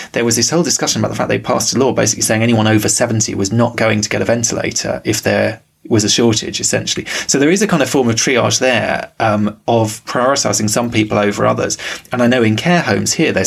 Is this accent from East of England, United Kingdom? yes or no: no; London, United Kingdom; growing up in London